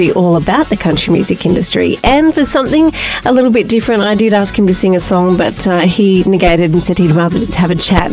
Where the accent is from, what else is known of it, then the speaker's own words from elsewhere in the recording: Tamworth, New South Wales, Australia; I've been, you know, born and bred in Tamworth my whole life